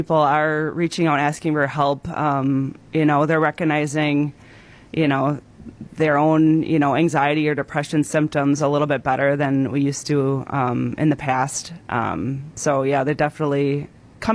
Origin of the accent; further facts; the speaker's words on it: Wisconsin, United States; I am from Lamira, okay. Wisconsin. I live 3 miles away from where I grew up